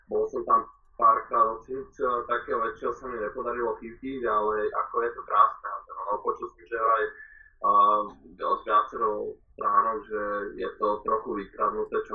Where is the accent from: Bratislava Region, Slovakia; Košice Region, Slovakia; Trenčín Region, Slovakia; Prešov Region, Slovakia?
Bratislava Region, Slovakia; Bratislava; moved away as an adult; also born or lived in Washington, United States; keďže sme z Bratislavy